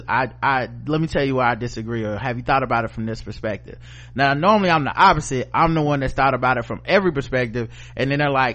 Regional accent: the South, United States; I'm from the South

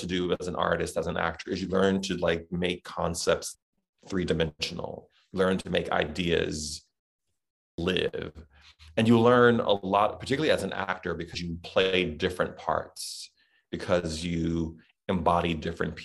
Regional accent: the South, United States; accent: Southern; That was my Southern accent

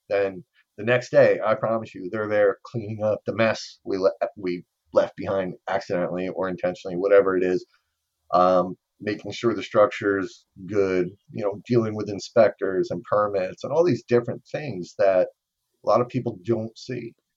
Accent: New Jersey, United States; I'm from New Jersey

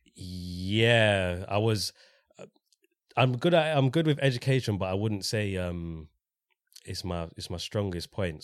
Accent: London, United Kingdom; Grew up in Walthamstow, went to school in Walthamstow

